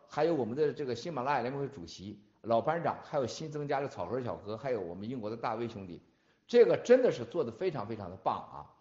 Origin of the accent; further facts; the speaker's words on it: China; 我们中国人